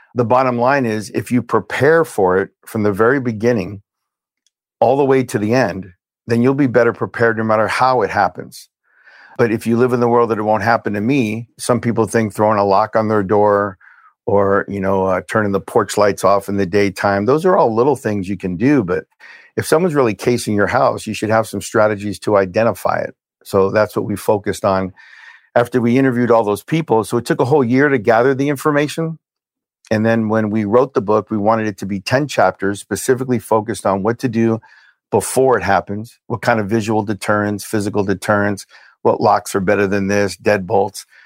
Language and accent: English; Hialeah, Florida, United States; also born or lived in Brooklyn, New York; I was born in Brooklyn, New York. We moved from Brooklyn to Hialeah, Florida. When I was six